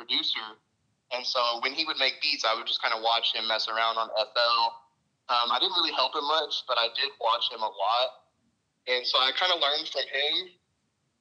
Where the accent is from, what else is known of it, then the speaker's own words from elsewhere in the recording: Waxahachie, Texas, United States; I'm from Waxahachie. It's kind of like 30 minutes south of Dallas